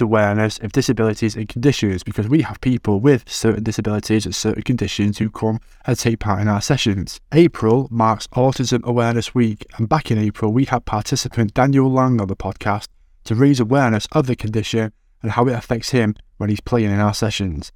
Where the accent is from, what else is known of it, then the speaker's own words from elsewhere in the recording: Manchester, North West England, United Kingdom; accent: Manc; I'm, I'm, like, as mank as they come, so I won't, I won't be in my accent